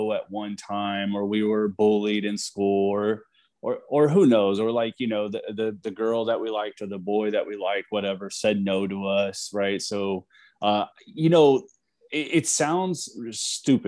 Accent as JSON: {"language": "English", "region": "Texas", "country": "United States", "tie": "born or raised there", "moved": "as an adult", "lives_now": "California, United States", "said": "we're both from Texas. We were born and raised."}